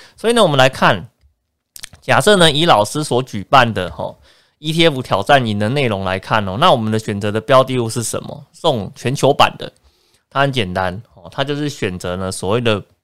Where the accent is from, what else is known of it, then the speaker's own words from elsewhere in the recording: Taiwan; 我们在台湾土生土长，对这块土地是比较有感情的